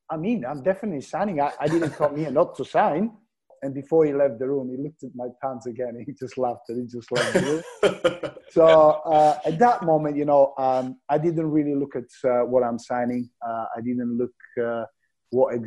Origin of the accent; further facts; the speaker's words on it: Bulgaria; English is a second language; moved away as an adult; also born or lived in Glasgow; I'm moving from Bulgaria, different culture, no friends, no family